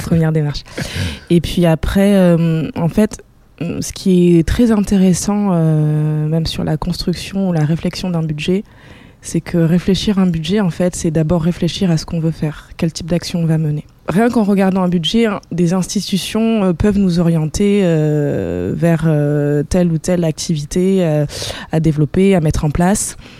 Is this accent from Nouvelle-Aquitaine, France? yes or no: yes; Bordeaux, Nouvelle-Aquitaine, France; on vient d'ici, de Bordeaux